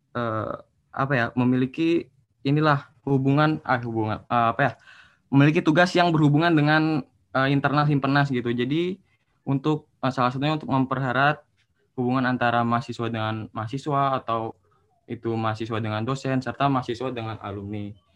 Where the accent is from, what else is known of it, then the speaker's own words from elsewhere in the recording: Bogor, West Java, Indonesia; Asal saya dari Bogor. Jawa Kota Bogor Jawa Barat.